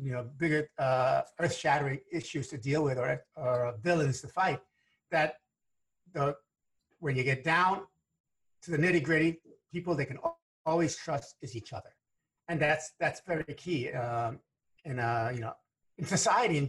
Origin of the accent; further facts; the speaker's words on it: New York City, New York, United States; first language Spanish; English is a second language; as a kid growing up in the South Bronx, to working class parents